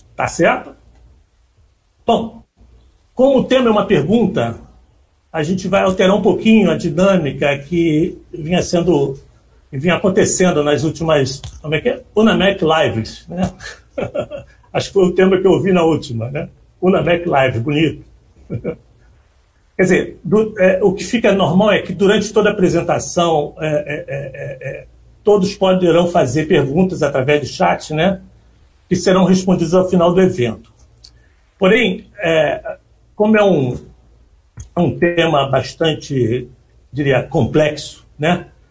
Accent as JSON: {"language": "Portuguese", "region": "Rio de Janeiro", "country": "Brazil", "tie": "born or raised there", "said": "Eu nasci na Penha"}